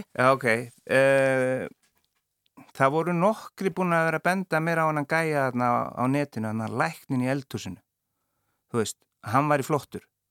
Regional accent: Akureyri, Northeastern Region, Iceland; moved away; ég er frá Akureyri og við erum, við erum fjóri bræður all káa menn

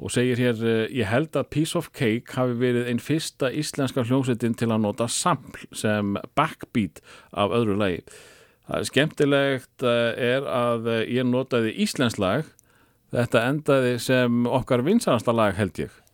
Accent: Njarðvík, Southern Peninsula, Iceland; þegar ég var krakki í Njarvík

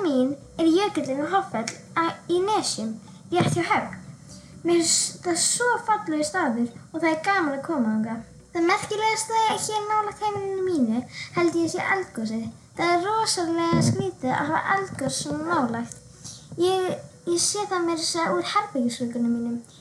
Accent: Reykjanesbær, Southern Peninsula, Iceland; ég er frá Reykjanesbæ á Suðurlandi.

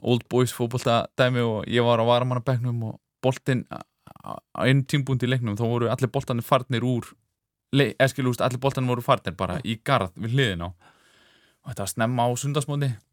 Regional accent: Reykjavík, Capital Region, Iceland; ég elst upp í Reykjavík

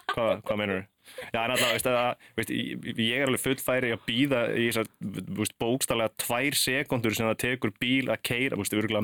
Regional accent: Akranes, Western Region, Iceland; moved away as an adult; ólst upp upp á Akranesi

